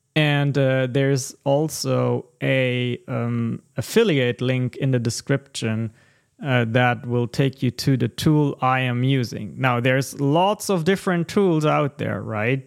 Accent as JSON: {"language": "English", "region": "Texas", "country": "United States", "said": "we are Texan gentlemen"}